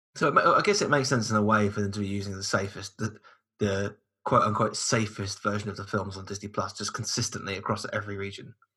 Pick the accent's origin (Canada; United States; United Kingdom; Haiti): United Kingdom; us in the UK